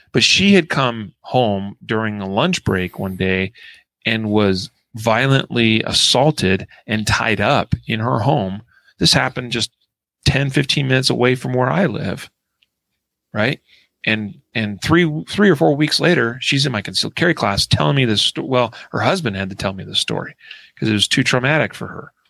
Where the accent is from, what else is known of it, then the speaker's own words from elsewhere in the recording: Idaho, United States; my hometown in Idaho